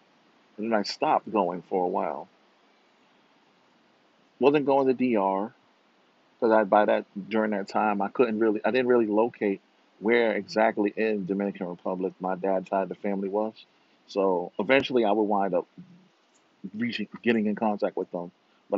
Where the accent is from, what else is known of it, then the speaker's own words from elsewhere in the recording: Rio de Janeiro, Brazil; born there; moved away; Mind you, I was born in Rio.